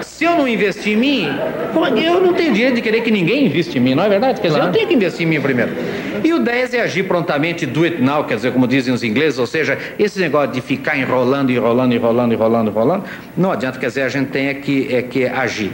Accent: Sorocaba, São Paulo, Brazil; eu sou de Sorocaba, do interior de São Paulo. Eu, caipira

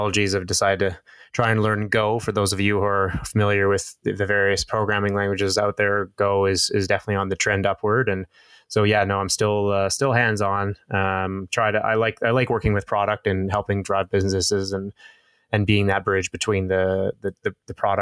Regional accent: Calgary, Alberta, Canada; I'm actually born and raised in Calgary, educated here

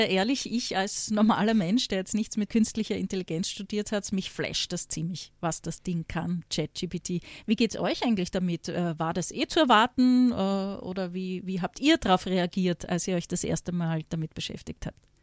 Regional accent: Graz, Styria, Austria; steirisch betrifft mich. Ich komme aus Graz

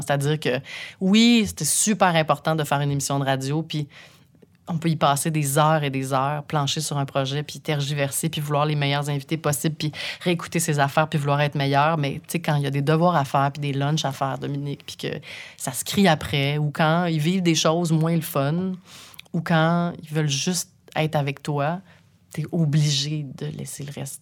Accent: Saint-Eustache, Quebec, Canada; j'ai grandi à Saint-Eustache

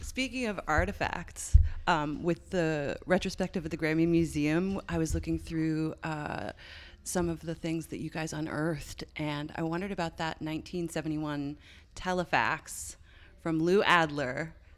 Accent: Newfoundland and Labrador, Canada; now in United States; I'm from Newfoundland.

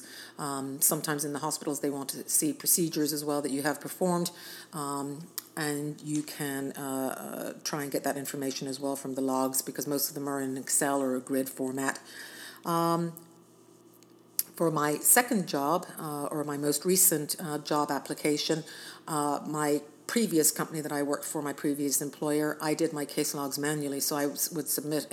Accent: Ireland; now in United States; I'm actually Irish, but I'm a U.S. citizen

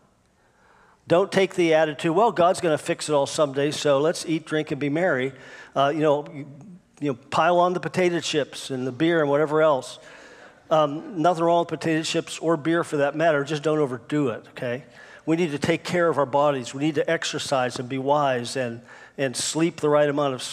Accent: United States; I'm an American Christian. I love America, and I'm so thankful I live here

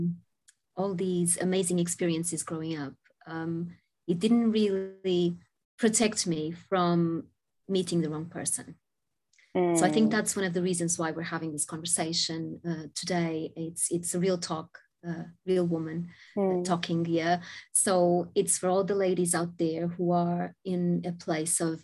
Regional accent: Portugal; I was born in Portugal many, many moons ago

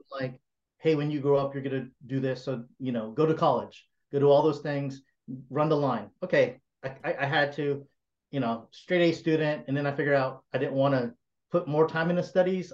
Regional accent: South Carolina, United States; I was raised, born and raised in South Carolina

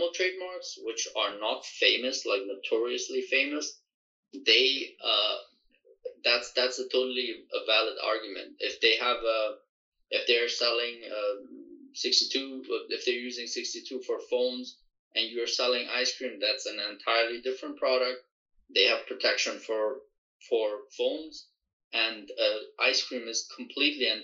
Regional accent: Germany; moved away; I grew up in Europe, so in Germany

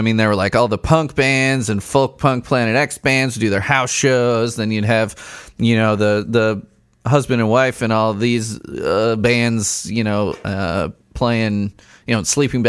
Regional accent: Chicago, Illinois, United States; also born or lived in Bloomington, Indiana; now in Indiana, United States; we're both from Chicago, so we're slightly closer to our families and stuff.

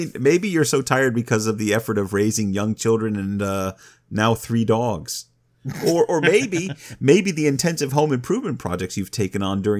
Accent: Ohio, United States; Well, I started out in Ohio where there are a lot of trees. Not a lot of lumberjacks.

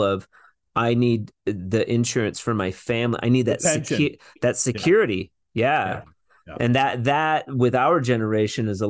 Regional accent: Washington, United States; we grew up in Washington

